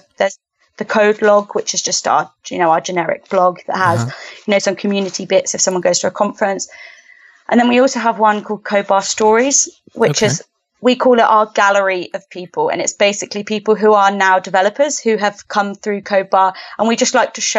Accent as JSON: {"language": "English", "town": "Southampton", "region": "South East England", "country": "United Kingdom", "also_born_or_lived": "Bournemouth / London", "moved": "as an adult", "lives_now": "Canada", "said": "I'm from the UK. I'm from Southampton."}